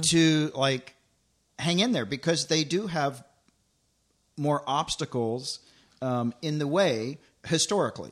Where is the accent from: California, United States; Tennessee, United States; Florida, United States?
Tennessee, United States; moved away; also born or lived in Los Angeles; I grew up in Tennessee, so when I moved to L